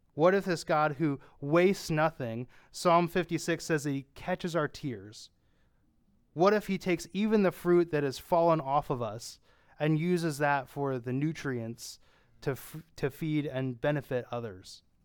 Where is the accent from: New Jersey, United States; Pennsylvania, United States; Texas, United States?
Pennsylvania, United States; I'm from Pennsylvania